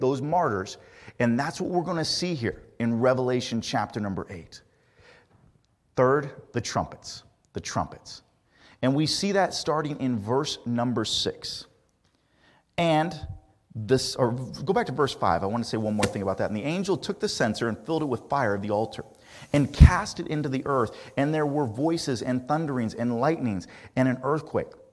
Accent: Indiana, United States; Growing up in Indiana

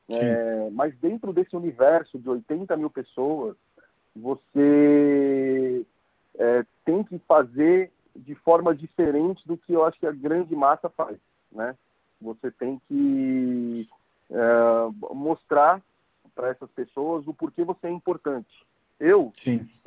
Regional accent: Santos, São Paulo, Brazil; Imbaré, como você comentou, adoro o Imbaré e, e por crescer no bairro, eu vi é, os empreendimentos subirem

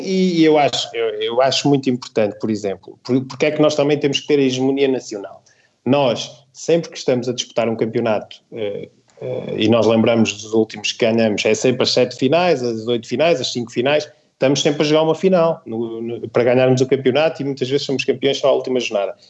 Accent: the North, Northern Portugal, Portugal; eu sou do Norte e o João é do Norte

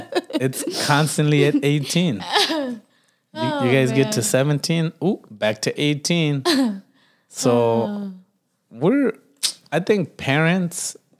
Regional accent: United States; we were raised in the United States.

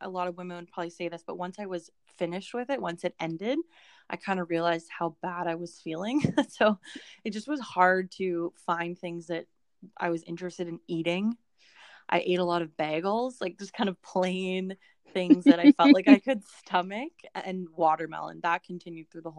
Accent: Vancouver, British Columbia, Canada; also born or lived in Langley; we're from Vancouver

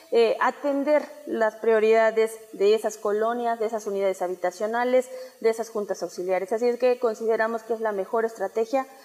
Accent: Mexico; Hay que apostarle a recuperar esa hermandad que debemos de tener como mexicanas y mexicanos.

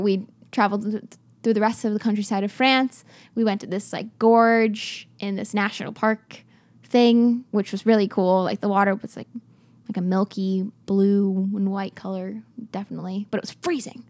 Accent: Florida, United States; now in Los Angeles, United States; I grew up, obviously, in, in America. I'm from Florida

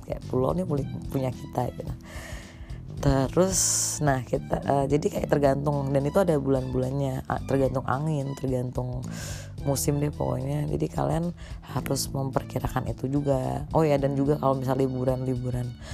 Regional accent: Karimunjawa, Central Java, Indonesia; kita-kita orang Karimun nih, di situ.

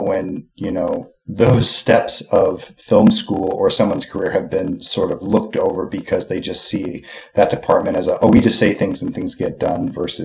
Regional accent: Westport, Massachusetts, United States; moved away as an adult; now in Los Angeles, United States; I grew up in the woods out here, grew up on a little lake, a little town called Westport, Massachusetts.

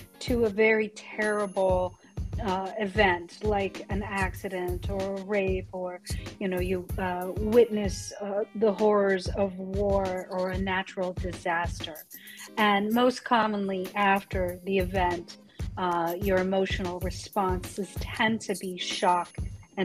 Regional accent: Colorado, United States; I come from Colorado

